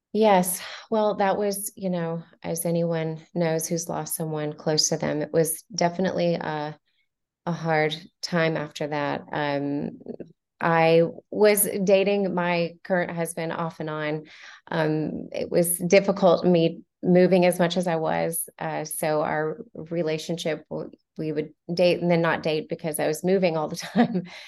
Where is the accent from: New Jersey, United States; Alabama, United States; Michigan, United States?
Alabama, United States; Montgomery; also born or lived in Fort Walton Beach, Florida; I was born in Fort Walton Beach, Florida, uh, but uh, I was raised in Montgomery, Alabama, uh, from the age of nine until I was 18.